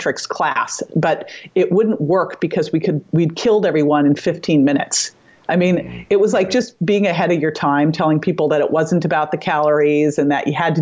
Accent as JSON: {"language": "English", "town": "Berkeley", "region": "California", "country": "United States", "tie": "born or raised there", "said": "I grew up in Berkeley."}